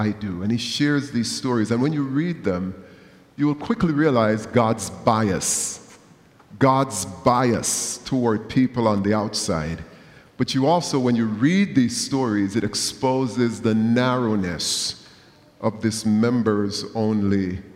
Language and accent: English; Jamaica; moved away; growing up in Jamaica